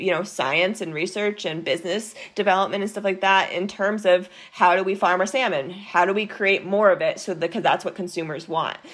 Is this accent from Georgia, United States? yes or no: no; Maine, United States; I grew up in Maine